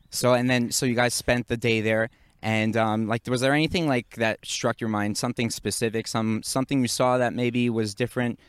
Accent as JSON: {"language": "English", "region": "New York", "country": "United States", "tie": "born or raised there", "moved": "as an adult", "lives_now": "Israel", "said": "I grew up in the Northeast, in Muncie, New York, and we used to get a lot of snow."}